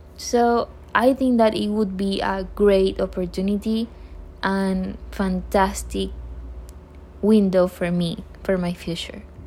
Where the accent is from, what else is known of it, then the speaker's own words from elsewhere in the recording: Panama City, Panama; English is a second language; I was born in Panama City, exactly in Bellavista Hospital in 2000